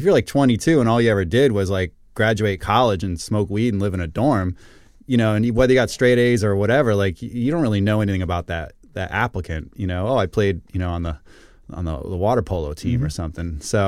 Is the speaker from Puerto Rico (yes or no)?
yes; Puerto Rico; I mean, I'm from Puerto Rico. I mean